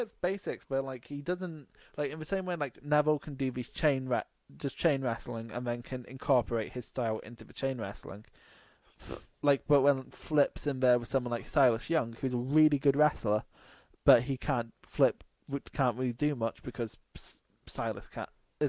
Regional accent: Newcastle, North East England, United Kingdom; Yeah, I'm from Newcastle.

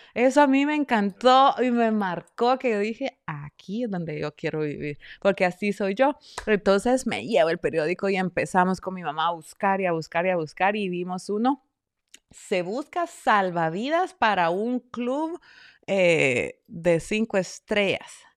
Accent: Esquipulas, Chiquimula, Guatemala; also born or lived in New Haven, Connecticut; now in United States; nosotros pues somos de Guatemala, los dos somos del mismo pueblo, Esquipulas, Chiquimula, Guatemala.

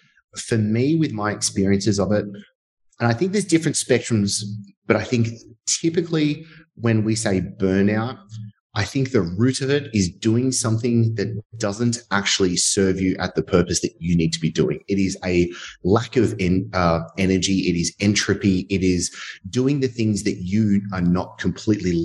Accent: Sydney, New South Wales, Australia; accent: Australian; I'm obviously, as you can tell through my Australian accent, which hopefully you can actually understand me, from Sydney, Australia

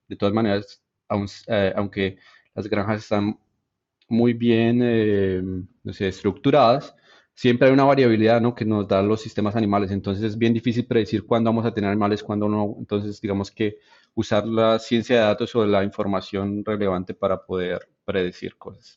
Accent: Bogotá, Colombia; moved away; yo en realidad crecí en la ciudad, en Bogotá

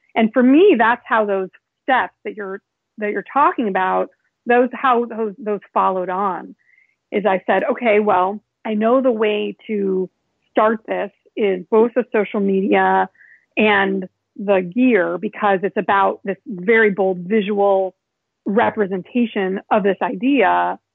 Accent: Chicago, Illinois, United States; now in New York, United States; I grew up in Chicago and I am now living in New York.

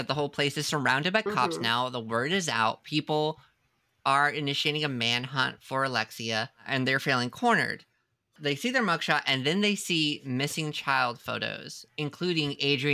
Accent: United States; as an American

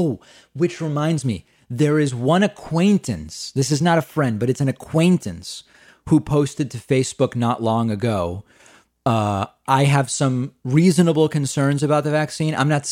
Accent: Australia; Hey, David, I'm from Australia, and I'm trying to figure out why so many Americans do not vote.

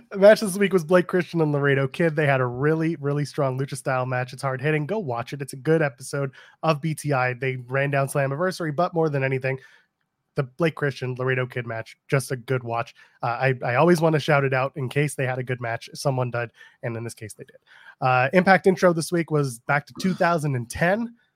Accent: Canada; I'm a Canadian

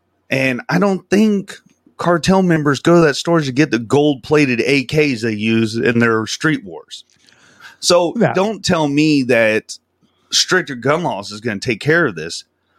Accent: Del Rio, Texas, United States; Because I'm from Del Rio. It's like an hour away from Uvalde. So, I mean, you know what I mean? It's still Texas

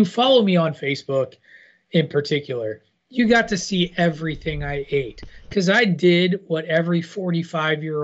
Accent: downstate Illinois, United States; also born or lived in Western Massachusetts; now in Massachusetts, United States; I'm in the hotel lobby of my hometown where I'm staying

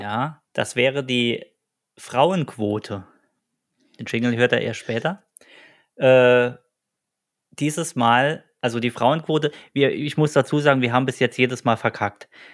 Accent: Saarland, Germany; Und wir sind äh, zwei nette Gesellen aus dem Saarland

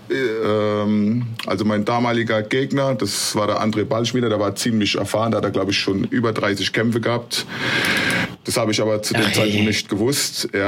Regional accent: Mannheim, Baden-Württemberg, Germany; also born or lived in Ludwigshafen; also eine Stadt weiter, weil ich komme ja aus Mannheim, Ludwigshafen.

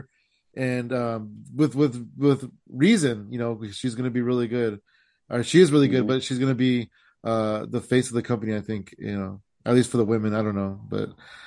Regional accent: San Jose, California, United States; it was in my hometown.

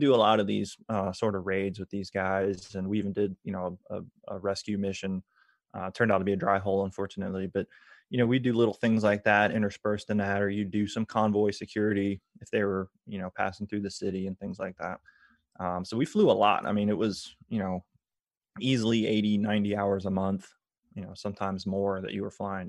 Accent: Tampa, Florida, United States; I grew up around McDill Air Force Base

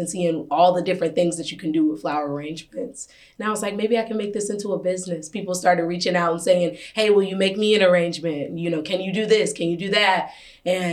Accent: Detroit, Michigan, United States; born and raised in Detroit

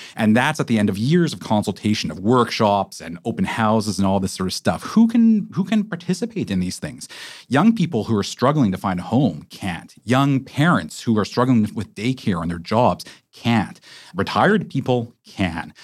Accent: Vancouver, British Columbia, Canada; I'm from Vancouver. I was raised here

